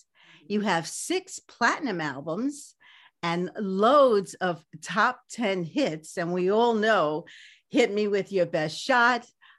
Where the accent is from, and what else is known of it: New York City, New York, United States; born or raised there